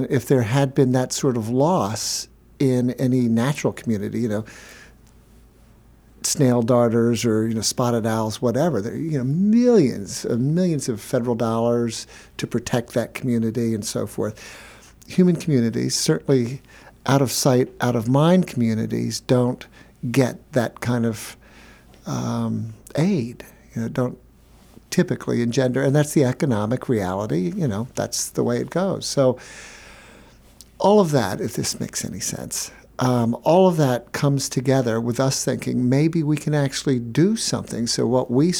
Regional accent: Chadds Ford, Pennsylvania, United States; I grew up in Chatsworth, Pennsylvania, on the Brandywine River.

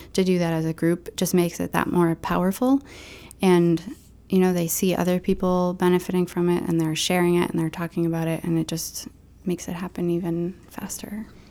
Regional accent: Maine, United States; also born or lived in New York; I'm from Maine

